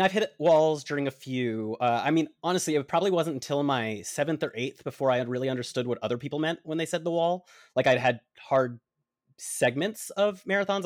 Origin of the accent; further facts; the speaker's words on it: Atlanta, Georgia, United States; I was born in Atlanta. I love the Georgia heat.